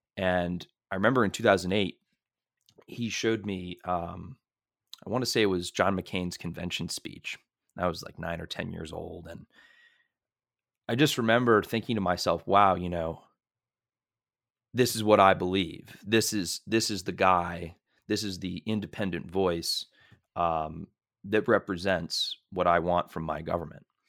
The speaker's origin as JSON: {"language": "English", "town": "Merrimack", "region": "Massachusetts", "country": "United States", "said": "I'm from Merrimack, Massachusetts"}